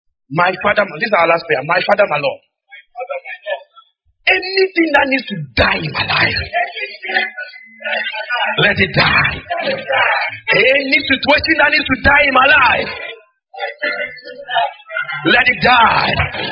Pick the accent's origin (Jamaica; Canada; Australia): Jamaica; The Gleaner. Yeah. Because I'm Jamaican, or you're not aware.